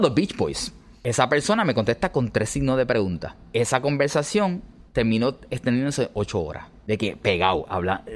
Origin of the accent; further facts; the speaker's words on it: Puerto Rico; yo siendo ciudadano americano, por más que puertorriqueños seamos, somos ciudadanos americanos legalmente